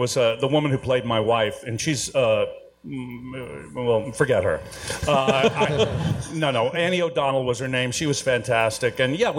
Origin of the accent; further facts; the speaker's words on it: Houston, Texas, United States; I'm from Texas. Yeah, I'm from Houston.